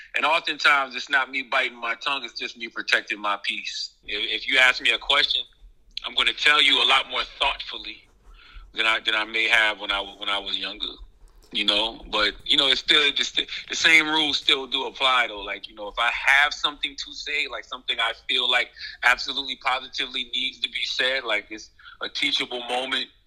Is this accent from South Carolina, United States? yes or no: yes; Moncks Corner, South Carolina, United States; moved away as an adult; also born or lived in New York; growing up in South Carolina